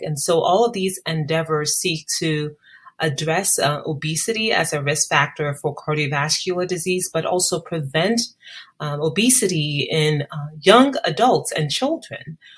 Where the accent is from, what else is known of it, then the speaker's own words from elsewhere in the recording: Ghana; moved away as an adult; now in United States; growing up in Ghana